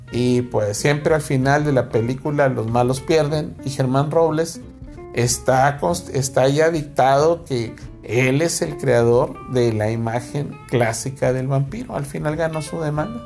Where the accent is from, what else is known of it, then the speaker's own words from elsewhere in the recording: Mexico; somos mexicanos